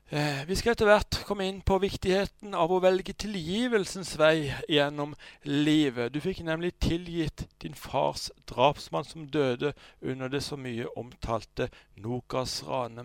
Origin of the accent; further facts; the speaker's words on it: Sørlandet, Southern Norway, Norway; kommer vi fra Sørlandet